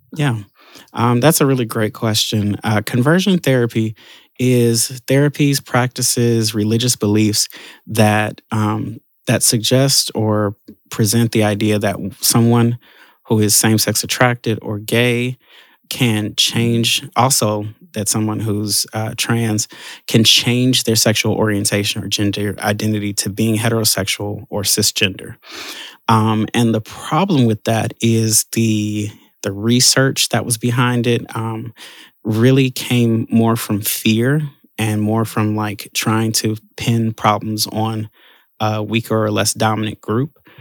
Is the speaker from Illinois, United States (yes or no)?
yes; Chicago, Illinois, United States; I'm born and raised in Chicago